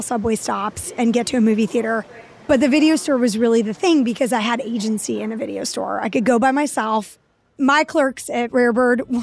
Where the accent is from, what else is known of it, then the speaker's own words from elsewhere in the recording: New York City, New York, United States; I grew up in Lower Manhattan in Soho before it turned into a high-end shopping mall for the 1%